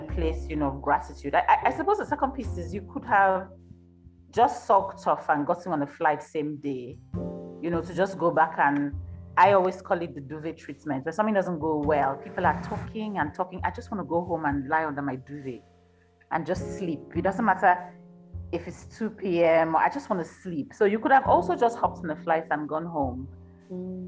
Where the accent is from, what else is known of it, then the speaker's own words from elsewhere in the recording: Nigeria; now in Johannesburg, South Africa; i'm nigerian myself who lives in, in johannesburg